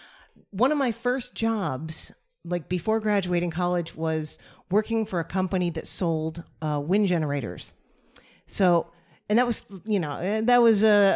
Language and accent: English; Amherst, Massachusetts, United States; now in Los Angeles, United States; Pizzarama in a little place in Amherst, Massachusetts, where I grew up.